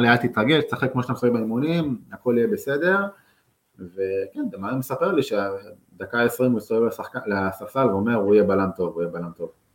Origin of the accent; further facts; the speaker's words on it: Israel; also born or lived in Netherlands; אנחנו כישראלים